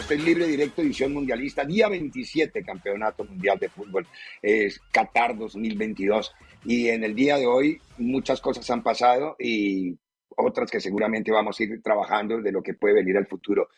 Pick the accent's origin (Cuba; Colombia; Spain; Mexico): Colombia; moved away; En mi país